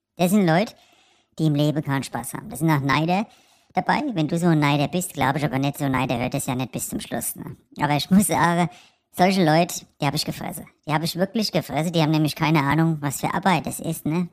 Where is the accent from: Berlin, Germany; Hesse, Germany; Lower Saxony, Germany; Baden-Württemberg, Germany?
Hesse, Germany; Frankfurt; als Frankfurter